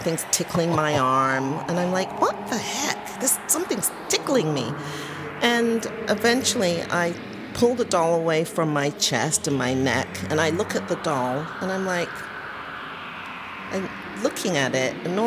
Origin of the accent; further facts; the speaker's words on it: London, United Kingdom; moved away; I was born at home in London, England